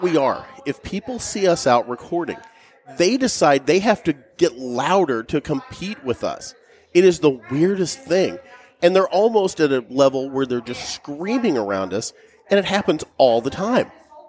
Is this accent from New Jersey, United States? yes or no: no; Illinois, United States; We're from Illinois, we know.